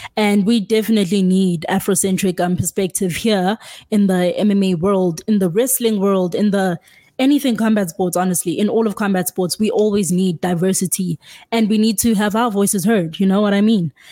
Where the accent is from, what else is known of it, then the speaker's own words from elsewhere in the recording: South Africa; I am from South Africa. Yes, I'm not even based in the US